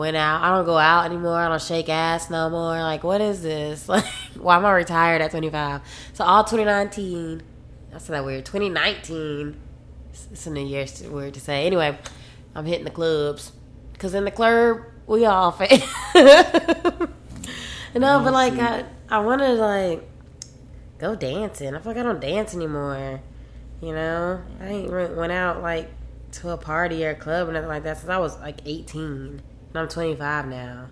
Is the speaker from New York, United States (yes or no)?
no; Dallas–Fort Worth area, Texas, United States; also born or lived in Oklahoma; now in Austin, United States; I'm from Texas and I wanted to, like, I'm from the DFW area or whatever, and I'm used to being in a bigger city